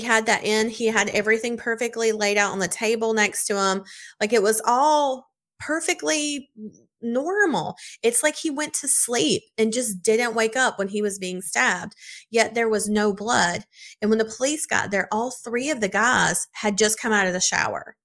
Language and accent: English; South Carolina, United States; I'm from South Carolina